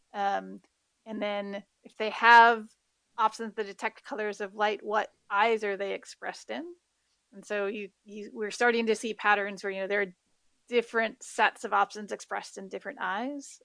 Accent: Midwest, United States; now in Hawaii, United States; growing up in the Midwest

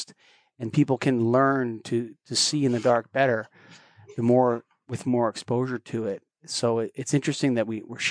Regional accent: Ontario, Canada; I'm from Ontario

